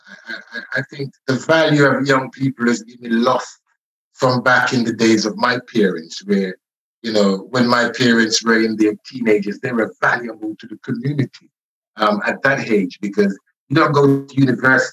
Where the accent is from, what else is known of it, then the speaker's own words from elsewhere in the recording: Scotland, United Kingdom; I realized that I was Scottish after all. Because, you know, I was 15, 16 in school then